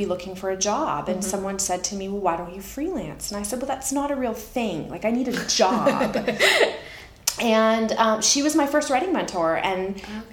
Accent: Canada; moved away as an adult; also born or lived in California / Oregon; now in United States; I'm Canadian originally, mm-hmm. and I moved to the U.S. with my husband

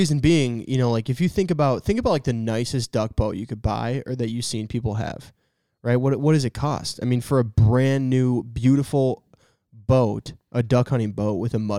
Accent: Minnesota, United States; maybe it's because we're from Minnesota

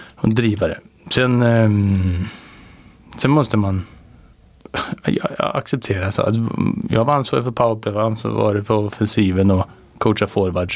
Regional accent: Värmland, Sweden; som värmlänning

